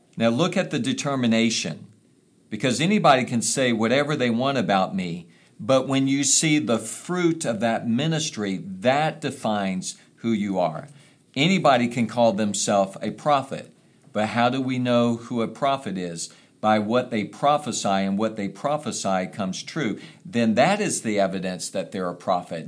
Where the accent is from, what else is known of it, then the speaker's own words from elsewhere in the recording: United States; coming from a place like America